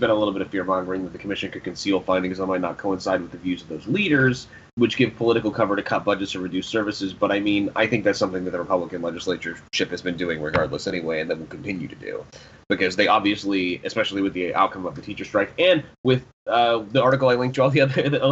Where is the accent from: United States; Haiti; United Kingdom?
United States; Florida; now in Oklahoma, United States; Florida, I think it was in my home state